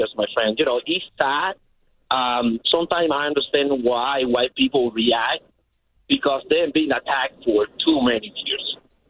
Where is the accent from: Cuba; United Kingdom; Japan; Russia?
Cuba; English is a second language; moved away as an adult; now in United States; 45. I lived 25 years of my life in Cuba, and I lived 2 years in Angola, in Africa.